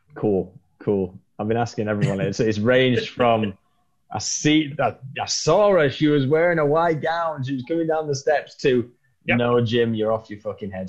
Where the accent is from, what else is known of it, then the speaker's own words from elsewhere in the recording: England, United Kingdom; being English